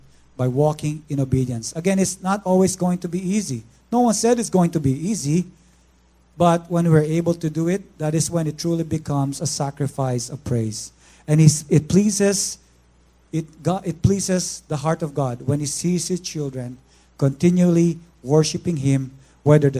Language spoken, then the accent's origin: English; Philippines; moved away; I'm from the Philippines